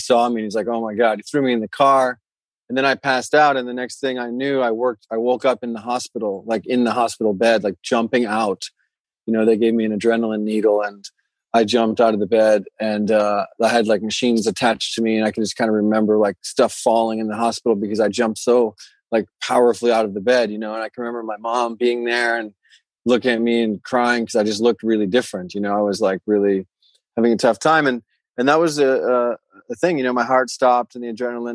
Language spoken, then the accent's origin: English; Florida, United States; moved away as an adult; also born or lived in Europe / Bali; I grew up in Florida and I lived there, you know, most until I was 20 or 21 or so. And then I took off and moved to Europe actually, and then found myself in Bali